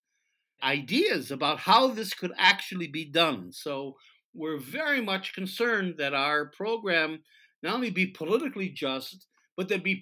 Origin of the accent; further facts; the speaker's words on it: United States; now in Israel; I came from the United States. I wasn't born here